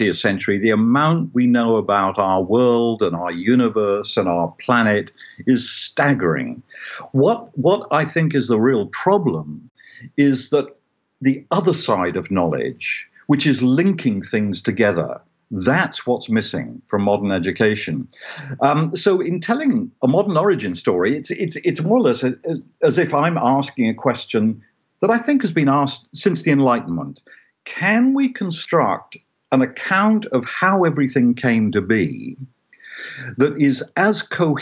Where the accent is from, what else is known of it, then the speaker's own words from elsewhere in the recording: United Kingdom; I grew up in Britain in a Christian culture